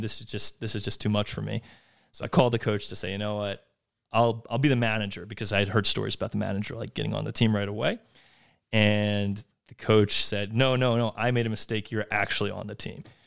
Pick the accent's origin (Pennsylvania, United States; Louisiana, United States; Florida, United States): Pennsylvania, United States; Yardley; also born or lived in Trenton, New Jersey / New York; born and raised outside of Philadelphia, a small town called Yardley, Pennsylvania.